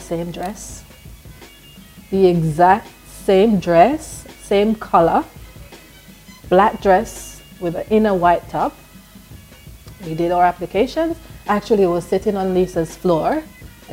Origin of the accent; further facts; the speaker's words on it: United Kingdom; moved away; also born or lived in Jamaica / Tottenham, London; I am British Jamaican, Yardie.